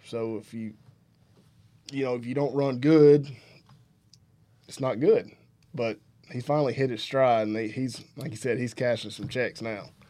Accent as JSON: {"language": "English", "region": "Alabama", "country": "United States", "said": "from Alabama"}